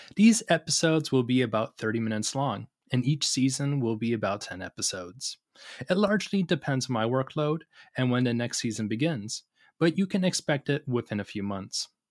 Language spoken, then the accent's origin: English; Tacoma, Washington, United States; I'm from Tacoma, Washington State